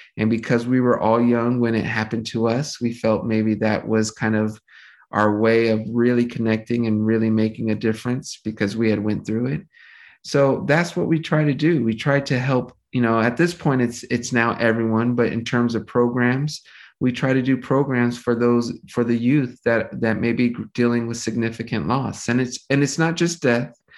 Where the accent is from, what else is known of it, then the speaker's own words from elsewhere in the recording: Los Angeles, California, United States; I grew up, my whole family pretty much settled here in Los Angeles, California.